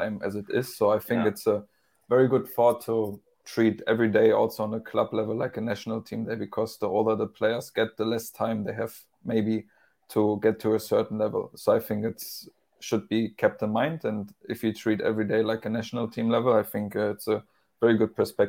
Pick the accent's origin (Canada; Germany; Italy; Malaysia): Germany; English is a second language; And even though I'm from Germany and even though this is my hometown, it's still a new environment for me, a new culture.